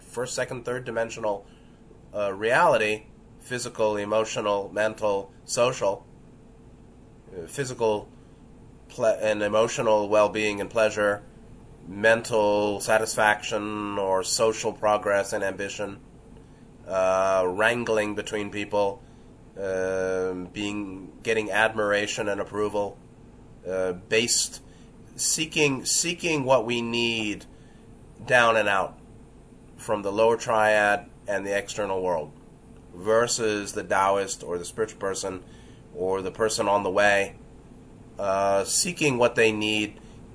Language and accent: English; New York City, New York, United States; growing up in New York City